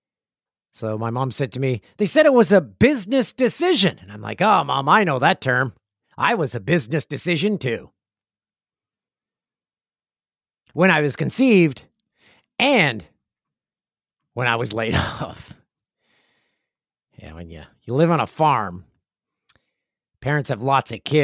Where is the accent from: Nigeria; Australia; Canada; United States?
Canada; Peterborough, Ontario; my hometown of Peterborough